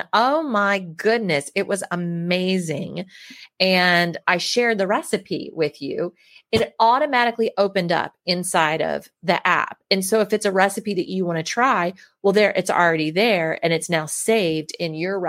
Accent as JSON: {"language": "English", "town": "Baltimore", "region": "Maryland", "country": "United States", "said": "I'm from Baltimore"}